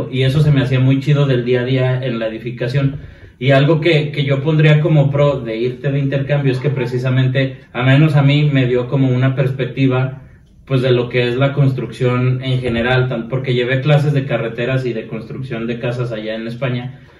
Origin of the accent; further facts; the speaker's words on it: Mexico; siendo mm, mexicano.